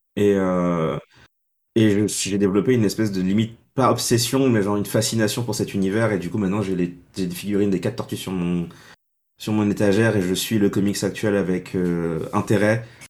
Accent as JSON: {"language": "French", "country": "Senegal", "tie": "born or raised there", "moved": "as an adult", "lives_now": "Montpellier, France", "said": "je suis né au Sénégal"}